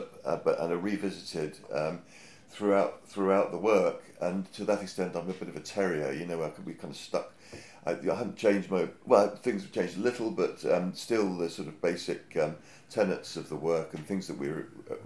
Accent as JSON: {"language": "English", "area": "Hampshire", "region": "South East England", "country": "United Kingdom", "tie": "born or raised there", "lives_now": "London, United Kingdom", "said": "I grew up in Hampshire"}